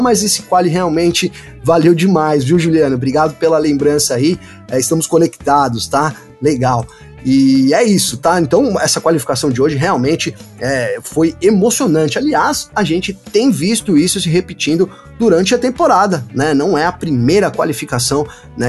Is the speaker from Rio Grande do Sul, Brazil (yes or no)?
no; São Bernardo do Campo, São Paulo, Brazil; Aqui em São Paulo, eu sou aqui de São Bernardo do Campo, terra dos batateiros.